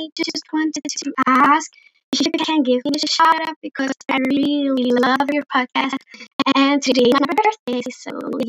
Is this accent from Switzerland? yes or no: yes; Switzerland; English is a second language; You just can call me … I'm so sorry if my English isn't the best, because I'm from Switzerland